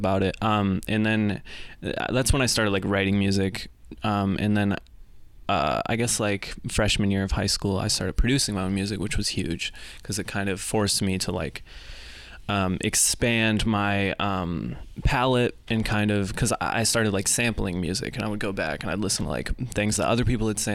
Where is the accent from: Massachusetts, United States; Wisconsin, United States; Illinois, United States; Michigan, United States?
Michigan, United States; rural; I grew up in rural Michigan.